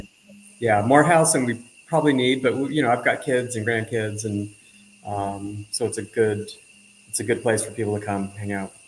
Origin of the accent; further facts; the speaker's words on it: Southern California, United States; moved away as an adult; also born or lived in Mexico; now in Costa Rica; grew up in Southern California